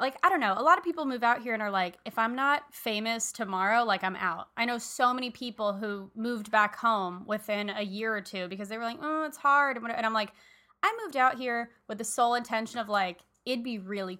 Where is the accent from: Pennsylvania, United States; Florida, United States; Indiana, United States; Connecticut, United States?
Florida, United States; Miami; moved away as an adult; now in Los Angeles, United States; We're also both from Miami.